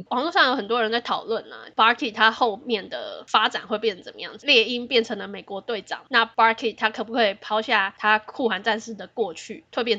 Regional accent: Taiwan; 我们台湾人很幸福啦

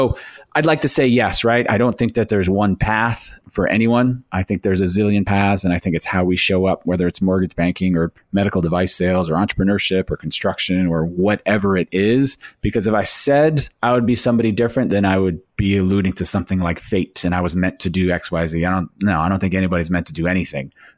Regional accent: Northeast America, United States; I grew up in the Northeast America.

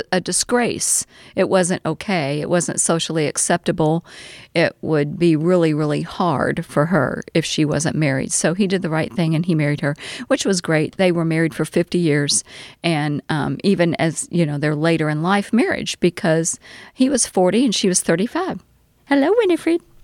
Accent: Louisville, Kentucky, United States; also born or lived in Winchester, Kentucky / Owensboro, Kentucky; then we moved back to Louisville and that's where I we stayed

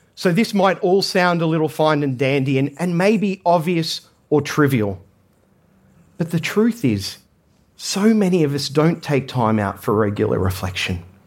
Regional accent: Australia; I grew up in Australia

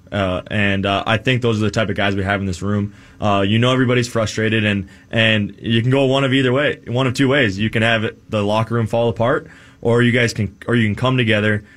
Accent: Minnesota, United States; growing up in Minnesota, being a Minnesota sports fan

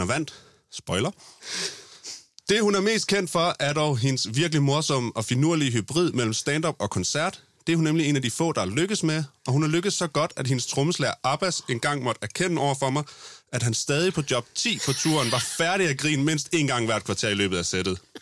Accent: Funen, Southern Denmark, Denmark; som vi er fra Fyn

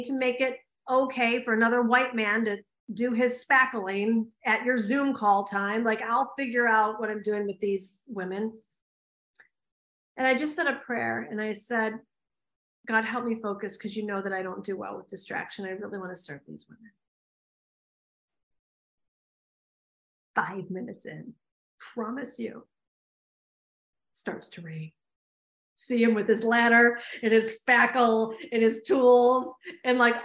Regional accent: United States; I'm an American

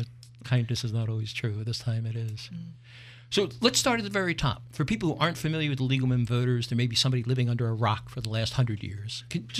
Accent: Philadelphia, Pennsylvania, United States; I'm from Philly, I call everybody guys.

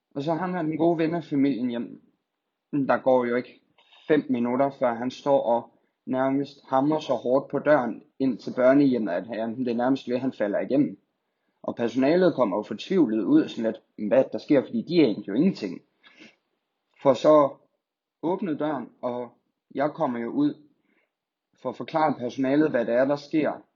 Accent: Skive, Central Denmark Region, Denmark; also born or lived in Silkeborg / Funen; jeg er født og opvokset her i Skive

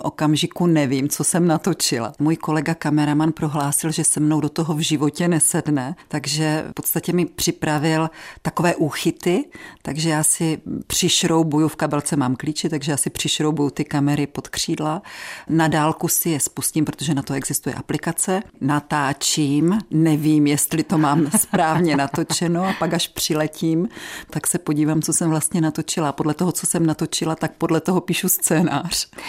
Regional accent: Moravian Wallachia, Czechia; u nás na Valašsku

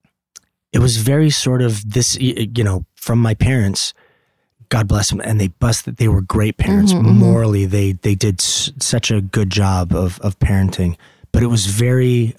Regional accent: Los Angeles, California, United States; also born or lived in Van Nuys, California; the same house that I grew up in Valley Village.

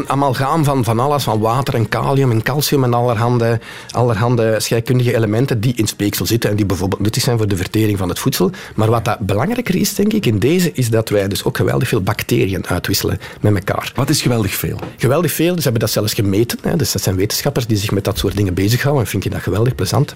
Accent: Kempen, Flanders, Belgium; ik kom uit de Kempen.

